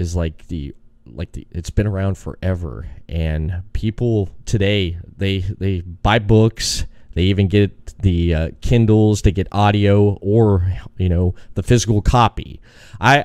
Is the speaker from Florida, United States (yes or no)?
yes; Daytona Beach, Florida, United States; we're all from Florida